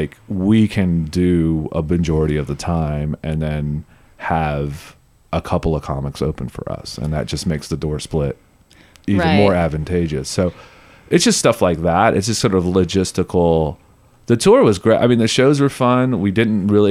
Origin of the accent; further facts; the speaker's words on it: Beaumont, Texas, United States; I'm from Beaumont, Texas